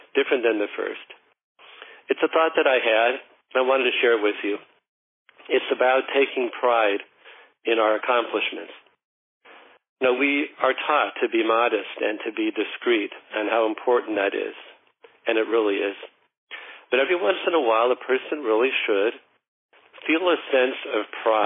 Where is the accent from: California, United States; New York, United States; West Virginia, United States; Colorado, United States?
Colorado, United States; Denver; I'm from Colorado